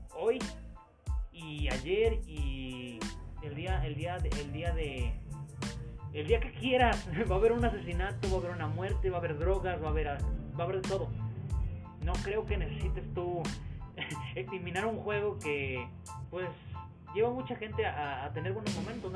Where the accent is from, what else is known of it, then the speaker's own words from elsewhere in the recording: Mexico; somos típicos mexicanos, o sea, nuestras familias son muy grandes